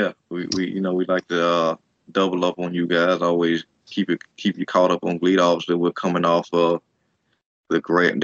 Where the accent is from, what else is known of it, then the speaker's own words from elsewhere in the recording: United States; as an American fan